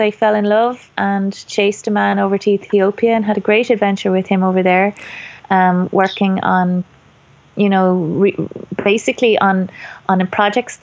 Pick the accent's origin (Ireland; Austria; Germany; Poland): Ireland; being Irish